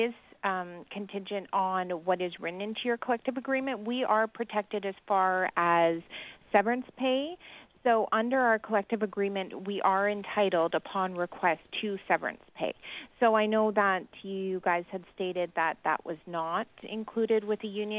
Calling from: British Columbia, Canada; I'm calling from, and it may be different in Toronto or Ontario, but I'm in British Columbia

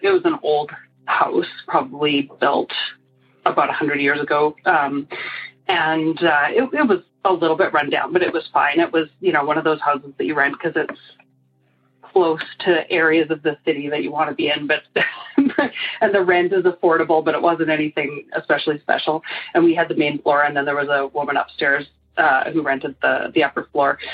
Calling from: Calgary, Alberta, Canada; I'm calling from Calgary, Alberta. That's in Canada.

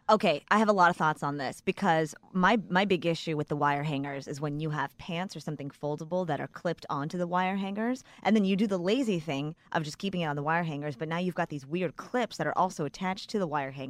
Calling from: San Diego, California, United States; I'm a listener from San Diego.

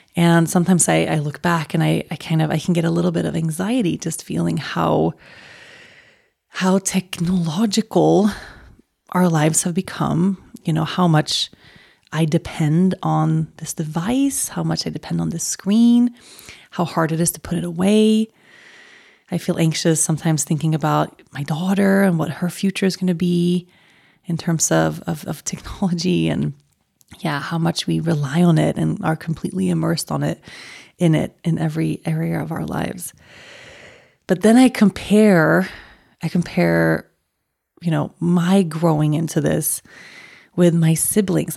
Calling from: Colorado, United States; I'm calling in from Colorado

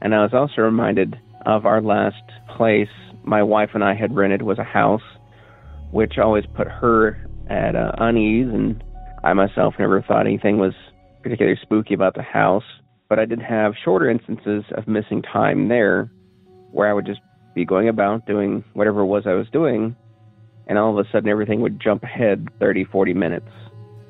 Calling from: Cookeville, Tennessee, United States; I'm calling from Cookeville, Tennessee

